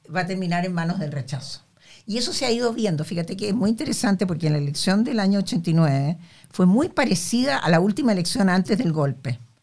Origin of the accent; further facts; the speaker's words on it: Chile; nosotros como chilenos